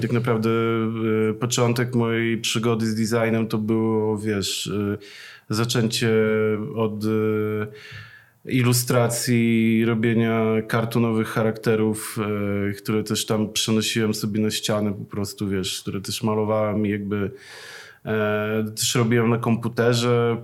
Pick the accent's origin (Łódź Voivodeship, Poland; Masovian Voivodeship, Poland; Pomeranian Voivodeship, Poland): Masovian Voivodeship, Poland; Przasnysz; ja pochodzę z miasteczka takiego, e, małego, e, nazywa się Przasnysz